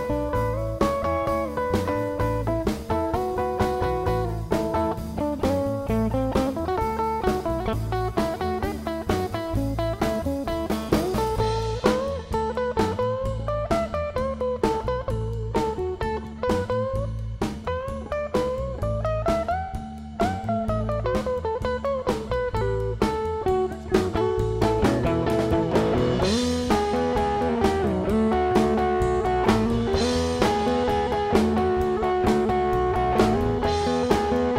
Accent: New Jersey, United States; I was born in New Jersey

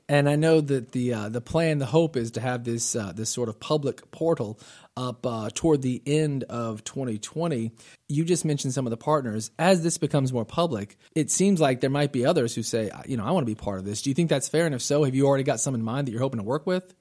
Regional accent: Northwest Florida, United States; I am from Northwest Florida.

